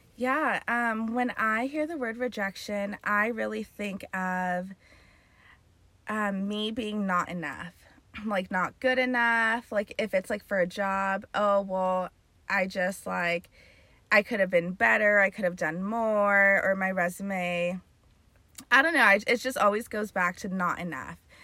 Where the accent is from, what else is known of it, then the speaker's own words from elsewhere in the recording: Carlsbad, California, United States; born and raised in Carlsbad